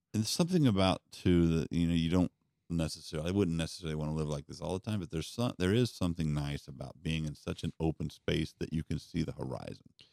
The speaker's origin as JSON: {"language": "English", "town": "Denver", "region": "Colorado", "country": "United States", "tie": "born or raised there", "moved": "yes", "said": "I grew up in Colorado, but of course, I was in Denver, I wasn't in the mountains"}